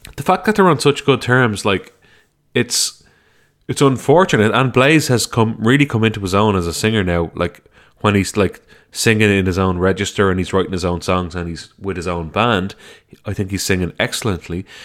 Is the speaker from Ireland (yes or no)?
yes; Ireland; my home country